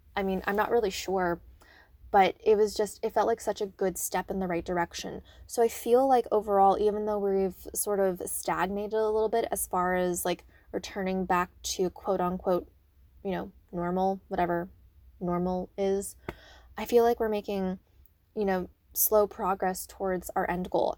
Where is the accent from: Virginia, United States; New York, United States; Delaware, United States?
Virginia, United States; Northern; now in Maryland, United States; I'm originally from the Northern Virginia area